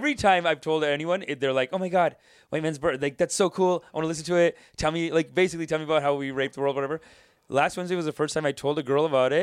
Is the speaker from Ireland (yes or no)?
no; Canada; I'm Canadian